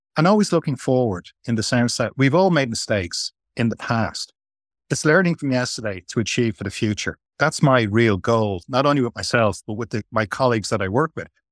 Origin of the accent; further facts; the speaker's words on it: Ireland; now in Qatar; I'm Irish.